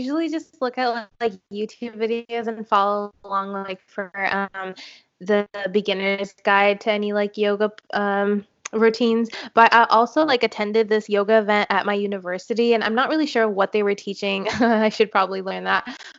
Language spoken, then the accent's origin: English; India; I'm Indian.